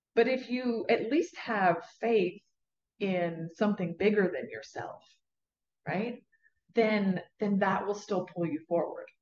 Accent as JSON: {"language": "English", "region": "Southwest Virginia", "country": "United States", "tie": "born or raised there", "also_born_or_lived": "Leesburg, Florida", "moved": "yes", "said": "I was born in Southwest Virginia in a very, very rural area in Appalachian Mountains"}